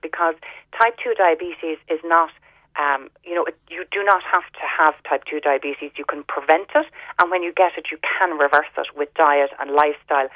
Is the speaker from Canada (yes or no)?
no; Ireland; growing up in Ireland